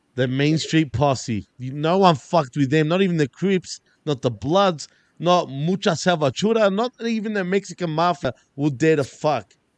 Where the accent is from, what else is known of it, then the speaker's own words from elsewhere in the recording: Australia; I'm Australian, not Centralian, Australian